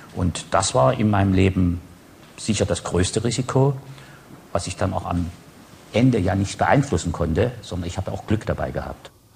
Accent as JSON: {"language": "German", "region": "East Germany", "country": "Germany", "moved": "as an adult", "said": "war ich jemand, der aus dem Osten kam"}